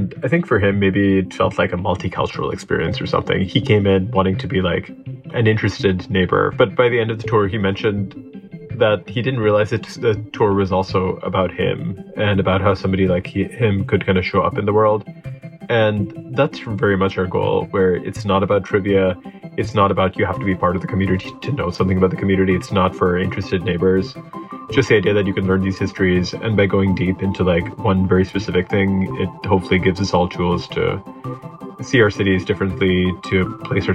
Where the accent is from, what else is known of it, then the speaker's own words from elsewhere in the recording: San Francisco Bay Area, California, United States; I grew up in the San Francisco Bay Area